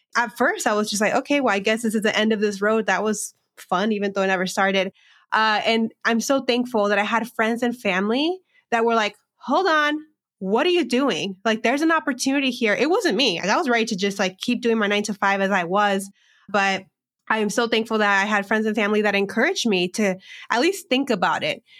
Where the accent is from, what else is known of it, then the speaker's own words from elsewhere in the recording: Southern California, United States; moved away as an adult; also born or lived in Phoenix; now in Chicago, United States; I grew up in a small agricultural border town in California, in Southern California